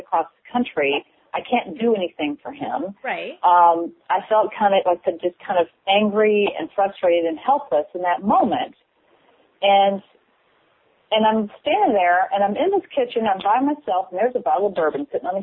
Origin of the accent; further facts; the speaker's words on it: Kentucky, United States; I'm from Kentucky